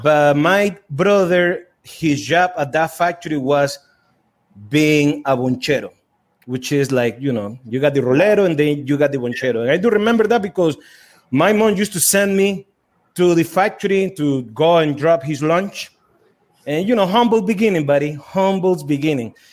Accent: Estelí, Nicaragua; growing up in Esteli was tough

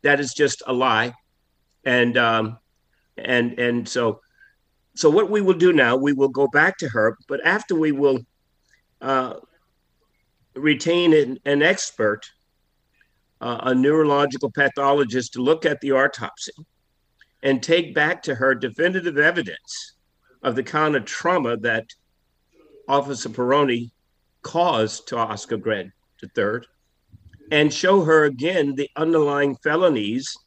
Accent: Selma, Alabama, United States; I grew up in Selma, Alabama

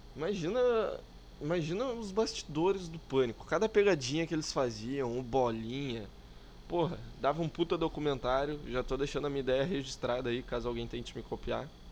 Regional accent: Porto Alegre, Rio Grande do Sul, Brazil; accent: gaúcho; eu sou aqui de Porto Alegre. Né? Sou gaúcho, sim, infelizmente

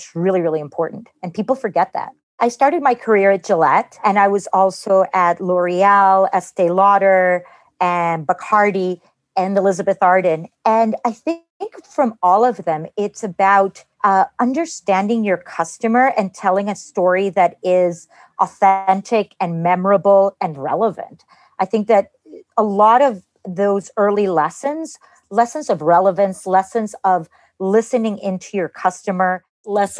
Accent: Costa Rica; I grew up in Costa Rica. My parents are Cuban

